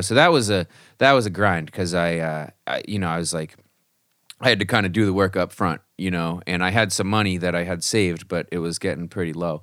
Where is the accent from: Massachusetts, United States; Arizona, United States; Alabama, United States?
Massachusetts, United States; Marblehead; I grew up in a small town just north of Boston, Massachusetts, um, called Marblehead